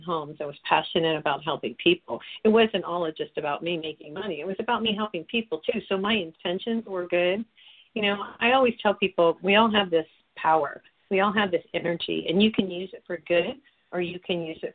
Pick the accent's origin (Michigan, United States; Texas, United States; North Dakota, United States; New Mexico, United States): New Mexico, United States; I'm from New Mexico